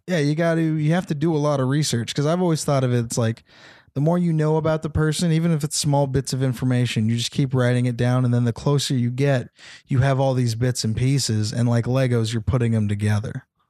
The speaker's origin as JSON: {"language": "English", "town": "Temecula", "region": "California", "country": "United States", "tie": "born or raised there", "also_born_or_lived": "San Jose", "said": "Temecula is where I'm from"}